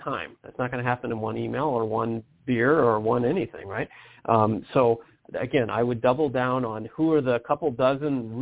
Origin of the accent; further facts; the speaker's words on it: Detroit, Michigan, United States; moved away; I'm from Detroit